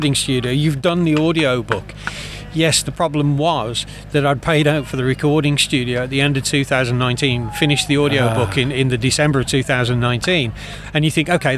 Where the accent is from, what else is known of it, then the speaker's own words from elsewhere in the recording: Dudley, West Midlands, United Kingdom; accent: Dudley; I've got a terrible Dudley accent. I'm from the Black Country